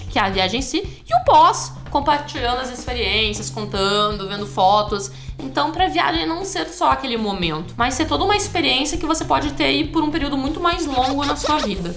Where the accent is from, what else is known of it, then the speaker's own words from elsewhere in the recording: Rio Grande do Sul, Brazil; eu sou do Rio Grande do Sul